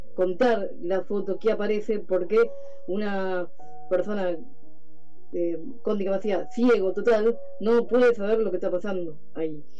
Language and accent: Spanish; Mar del Plata, Buenos Aires Province, Argentina; Somos eh, ciudadanos de Mar del Plata